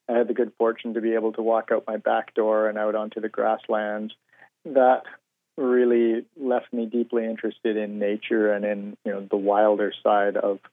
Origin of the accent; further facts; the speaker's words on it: Kamloops, British Columbia, Canada; the area that I grew up in, which was the area around Kamloops, British Columbia